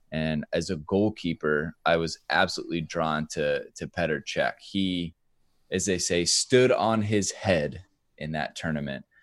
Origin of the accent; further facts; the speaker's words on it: Iowa, United States; I grew up in Iowa, right? Like, Midway, Midwest, very ur, ur, rural